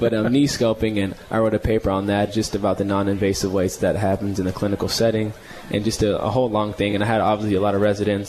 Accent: Marietta, United States; that's kind of going back to my roots a little bit, where I came from Marietta.

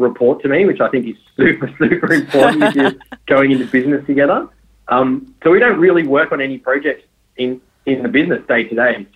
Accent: North Coast, New South Wales, Australia; I grew up on the North Coast in a small town.

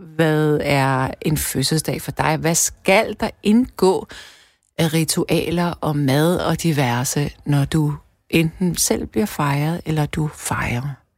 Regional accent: Denmark; vi danskere

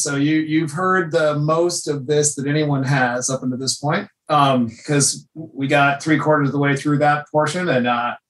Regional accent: North Idaho, United States; now in Seattle, United States; I grew up in North Idaho.

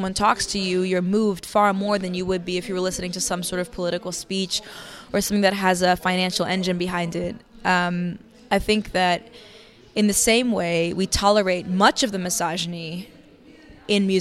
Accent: New York City, New York, United States; growing up in New York City

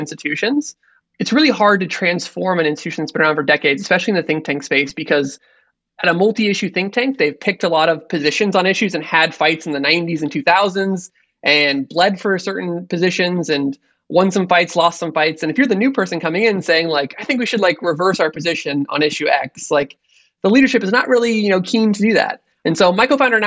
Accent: Arizona, United States; I grew up in Arizona, went to public school out there for high school and college

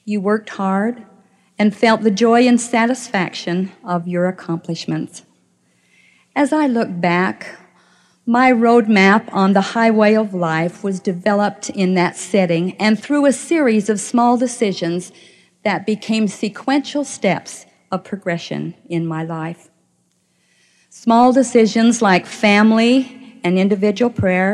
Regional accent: Clearfield, Utah, United States; I grew up in the small town of Clearfield, Utah

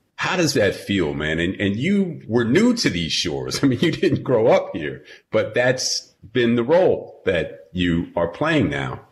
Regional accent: New York, United States; growing up in New York

